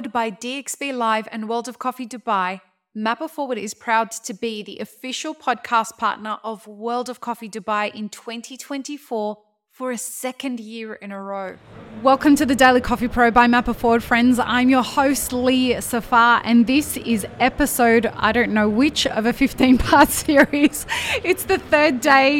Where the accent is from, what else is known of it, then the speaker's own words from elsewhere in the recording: Australia; I'm an Australian